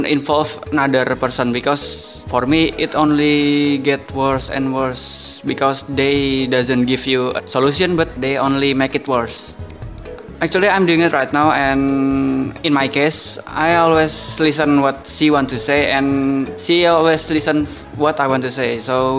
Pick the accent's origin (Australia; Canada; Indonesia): Indonesia; English is a second language; I'm from Indonesia and I'm gonna talking about long distance relationship.